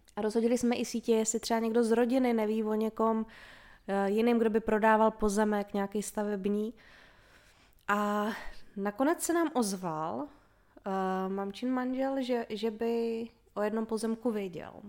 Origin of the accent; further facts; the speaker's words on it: Vysočina Region, Czechia; moved away as an adult; now in Brno area, Czech Republic; Já jsem vyrostla na Vysočině